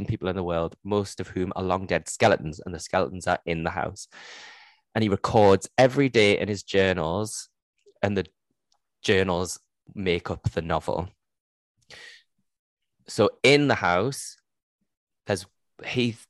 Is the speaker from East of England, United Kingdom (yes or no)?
no; Geordie, North East England, United Kingdom; accent: Geordie; my Geordie accent